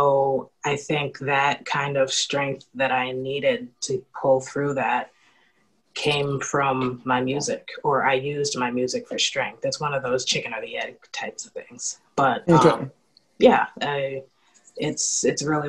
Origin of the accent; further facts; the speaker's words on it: Worcester, Massachusetts, United States; moved away as an adult; now in Providence, United States; I grew up in Worcester, Massachusetts.